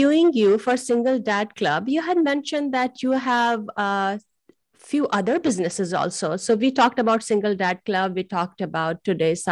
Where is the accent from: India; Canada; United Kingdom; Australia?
India; moved away; originally I come from India